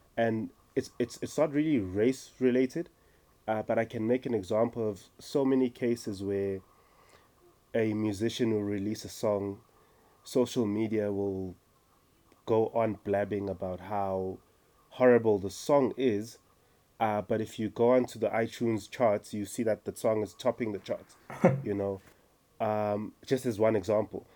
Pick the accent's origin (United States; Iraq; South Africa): South Africa; Umlazi, KwaZulu-Natal; now in Johannesburg, South Africa; born and raised in KZN Mlazi, now living